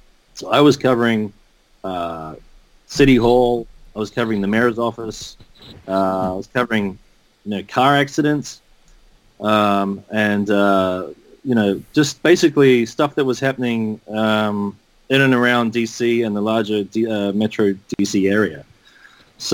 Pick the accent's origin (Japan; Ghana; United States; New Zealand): New Zealand; moved away as an adult; I'm from New Zealand. I grew up there as a kid